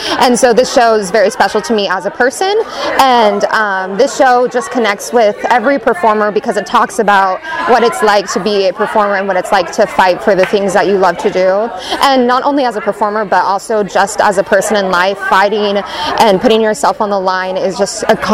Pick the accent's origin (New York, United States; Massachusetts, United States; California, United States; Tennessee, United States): California, United States; San Francisco; now in Los Angeles, United States; I grew up in the San Francisco area